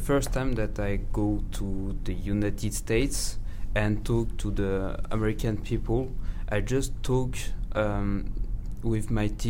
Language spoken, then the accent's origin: English; Lyon, Auvergne-Rhône-Alpes, France; English is a second language; I'm 17 years old, and I'm from Lyon, too.